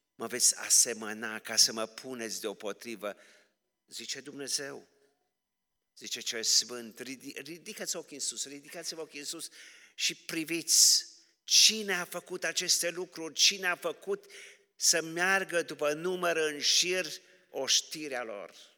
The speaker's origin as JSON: {"language": "Romanian", "country": "Romania", "said": "sunt așa de mândru că sunt român"}